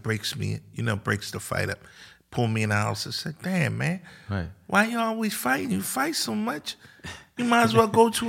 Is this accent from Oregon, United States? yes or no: no; Philadelphia, Pennsylvania, United States; I'm from South Philly.